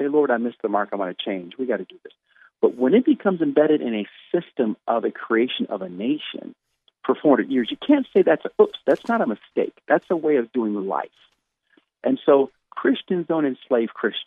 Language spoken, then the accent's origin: English; United States; I'm so blessed to be, you know, born in this nation and love my country